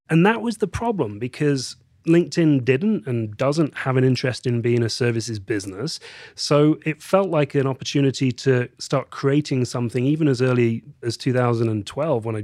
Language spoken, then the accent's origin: English; England, United Kingdom; So, let's start with the fact that I am English. I was born in the uh, beautiful countryside in the north of England.